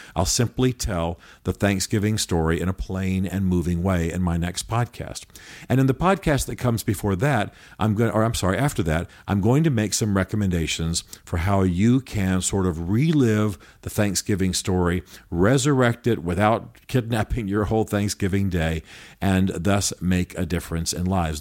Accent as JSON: {"language": "English", "country": "United States", "said": "as modern Americans"}